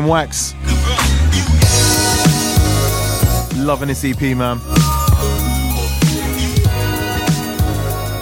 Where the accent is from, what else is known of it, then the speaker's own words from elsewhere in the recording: United Kingdom; I'm British